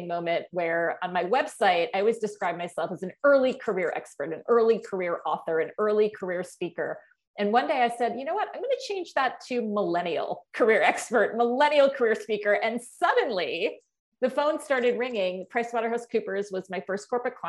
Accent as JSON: {"language": "English", "town": "Norwalk", "region": "Connecticut", "country": "United States", "tie": "born or raised there", "moved": "as an adult", "said": "I was born and raised in Norwalk, Connecticut, which is about 80 miles from New York City"}